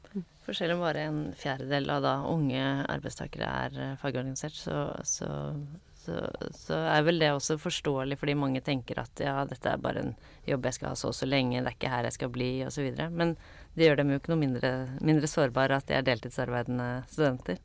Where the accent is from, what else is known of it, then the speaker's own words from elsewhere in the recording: Bærum, Akershus, Norway; jeg kommer fra, jeg kommer fra Bærum